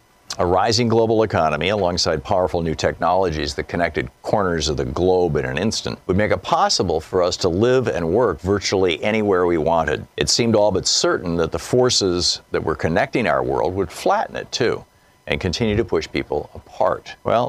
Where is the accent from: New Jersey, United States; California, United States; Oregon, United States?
New Jersey, United States; Newark; As a young boy growing up in New Jersey, I watched my hometown of Newark decline.